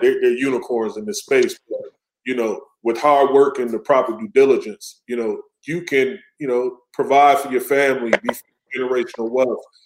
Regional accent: close to Kenosha, Wisconsin, United States; Kenosha, you know, close to my hometown

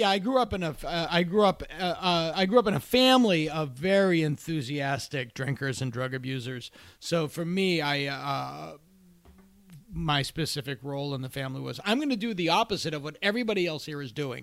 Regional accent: Massachusetts, United States; I delivered drugs for a pharmacy in my hometown

